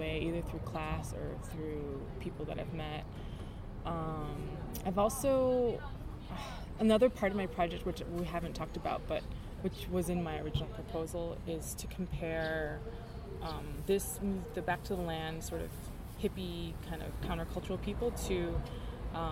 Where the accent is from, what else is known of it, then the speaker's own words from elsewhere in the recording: Chicago, Illinois, United States; I grew up in Chicago